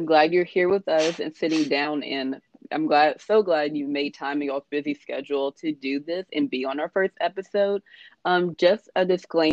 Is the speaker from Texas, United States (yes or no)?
yes; Texarkana, Texas, United States; moved away as an adult; now in Austin, United States; I definitely know what it's like to grow up in a small town in East Texas. I'm from Texarkana